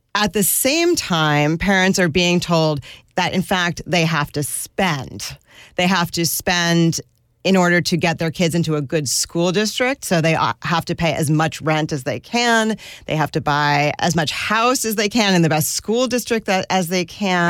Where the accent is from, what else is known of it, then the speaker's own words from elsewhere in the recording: suburbs around New York, United States; also born or lived in northern New Jersey / Westchester; I grew up, uh, in different suburbs around New York. My dad lived in northern New Jersey and my mom lived in Westchester, and I commuted to the Bronx for school